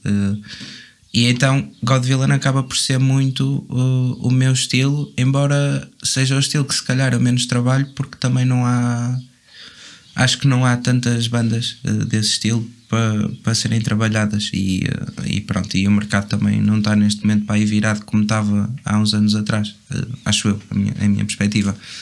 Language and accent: Portuguese; Vila Nova de Gaia, Norte, Portugal; sou, sou de Golpilhares. Ninguém sabe o que é que isso é, muito provavelmente. Mas é em Gaia.